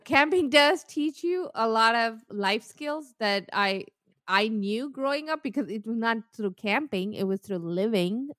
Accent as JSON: {"language": "English", "country": "India", "moved": "yes", "said": "I come from India"}